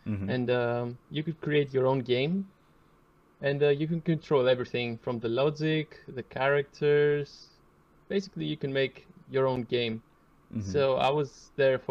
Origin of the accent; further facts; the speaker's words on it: Greece; I'm from Greece.